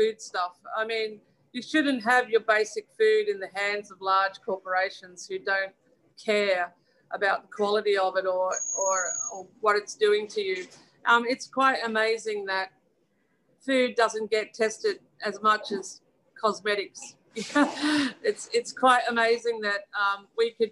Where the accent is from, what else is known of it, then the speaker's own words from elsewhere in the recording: Australia; now in United Kingdom; we come from Australia